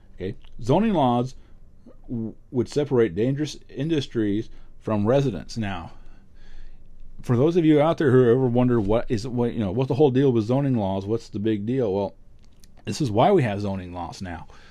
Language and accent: English; New England, United States; also born or lived in Vermont; I grew up in New England. I still live in New England. I live in Vermont.